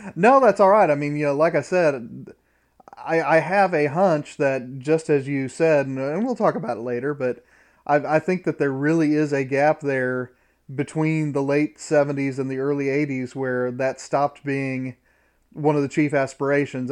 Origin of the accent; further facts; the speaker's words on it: Indiana, United States; I grew up in Indiana